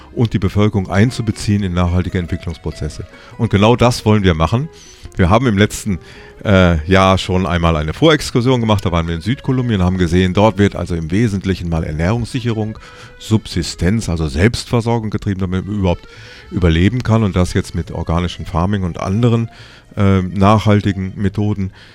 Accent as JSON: {"language": "German", "region": "North Rhine-Westphalia", "country": "Germany", "tie": "born or raised there", "also_born_or_lived": "Tyrol, Austria", "moved": "as an adult", "lives_now": "Innsbruck, Austria", "said": "ich bin ein gebürtiger Westfale, was man meiner Sprache wohl auch noch annimmt"}